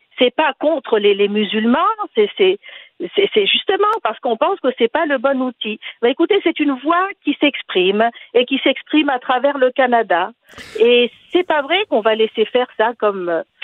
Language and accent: French; Tunisia; je suis tunisienne